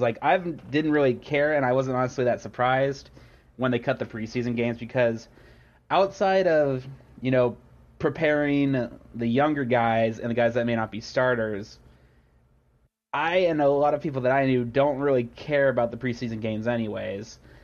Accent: Kansas City, United States; also born or lived in New Jersey; I was born and raised around Kansas City area

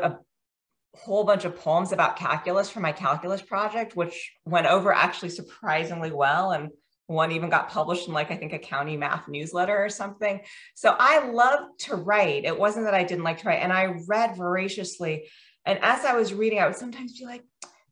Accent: Virginia, United States; moved away as an adult; also born or lived in Washington, D.C. / India (parents); now in Maryland, United States; I grew up in Virginia.

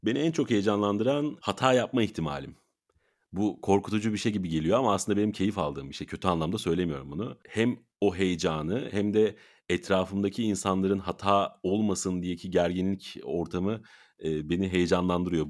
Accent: İzmir, Turkey; moved away; İzmir'e e, doğduğum yere

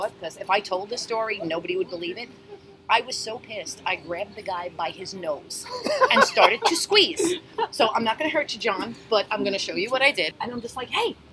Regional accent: New York City, New York, United States; from growing up in Astoria

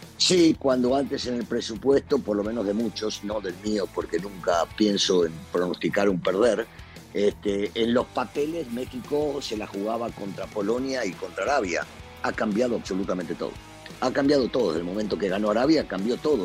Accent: Argentina; mis paisanos

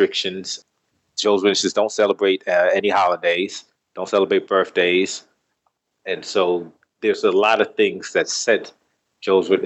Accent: New York City, New York, United States; I was born and raised in New York, Bronx

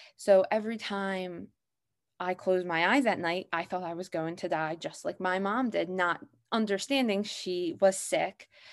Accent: Abington, Pennsylvania, United States; I'm from Abington, Pennsylvania

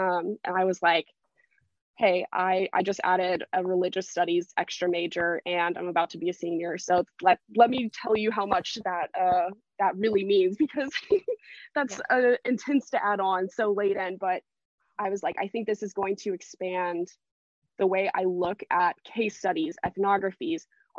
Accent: the South, United States; I live in the South. I'm from the South, never really left the South. And so here it's very Christian dominated.

